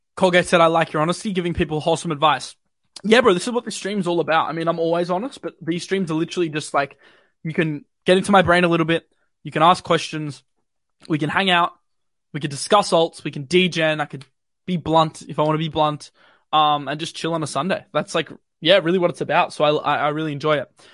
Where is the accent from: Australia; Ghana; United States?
Australia; accent: not too Aussie; as an Australian